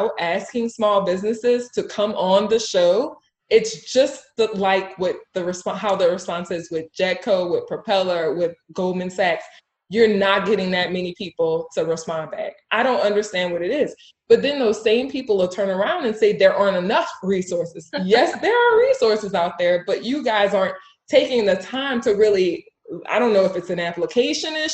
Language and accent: English; Jefferson Parish, Monroe, Louisiana, United States; I was raised in Jefferson Parish. I was raised in Monroe